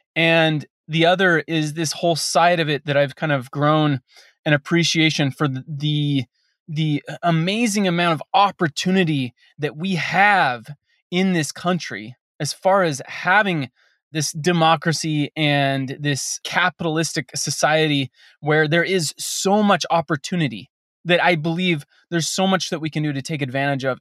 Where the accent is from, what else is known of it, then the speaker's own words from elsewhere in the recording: Western United States, United States; I grew up in the Western United States